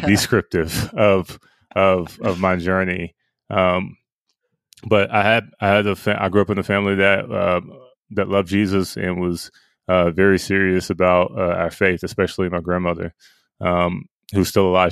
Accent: Pickens, Mississippi, United States; I grew up in Pickens

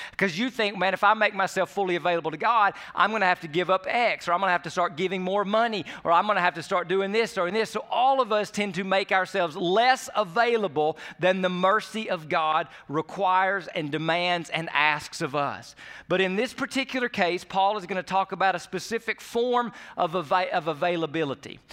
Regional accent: United States; we do as American Christians

